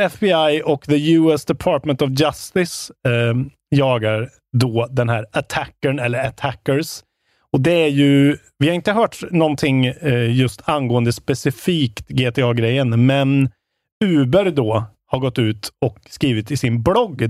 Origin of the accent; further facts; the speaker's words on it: Värmland, Sweden; moved away; jag var hemma i Värmland i helgen